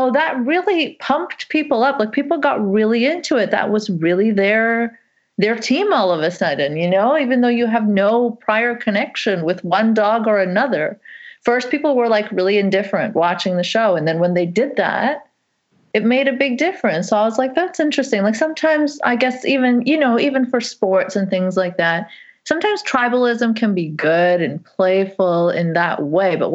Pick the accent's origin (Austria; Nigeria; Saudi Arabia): Saudi Arabia; I grew up in Saudi Arabia and I was constantly told that I'm a foreigner there.